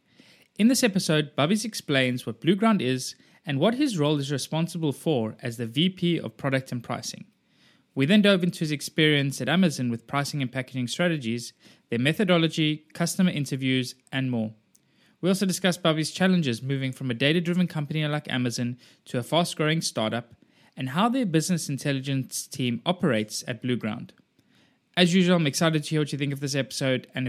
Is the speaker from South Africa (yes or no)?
yes; South Africa; also born or lived in Boulder, Colorado / Copenhagen; now in Cyprus; I grew up in South Africa and now I've spent more time in Cyprus than I grew up in South Africa